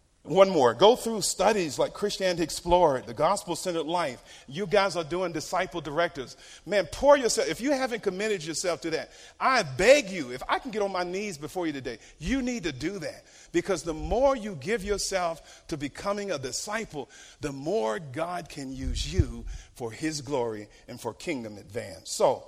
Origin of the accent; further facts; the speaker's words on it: Norfolk, Virginia, United States; Little Creek Amphibian Base, Norfolk Naval Base in Norfolk, Virginia. Any military here today? Yeah. So I grew up around Navy and Marines.